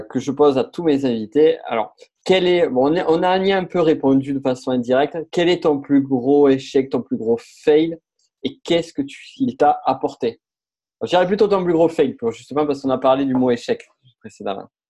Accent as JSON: {"language": "French", "town": "Toulouse", "region": "Occitania", "country": "France", "said": "je viens de Toulouse."}